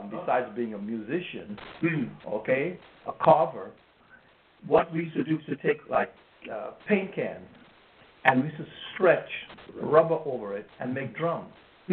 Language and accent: English; Trinidad & Tobago; now in Brooklyn, United States; they say, "Where are you from?" I say, "Trinidad,"